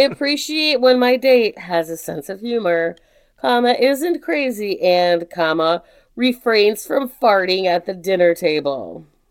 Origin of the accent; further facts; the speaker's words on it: United States; I'm just so fucking proud of being American right now.